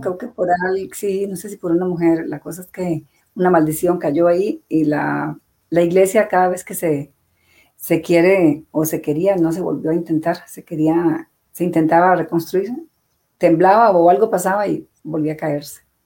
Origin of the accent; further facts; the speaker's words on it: San Ramón, Alajuela, Costa Rica; Yo nací en San Ramón.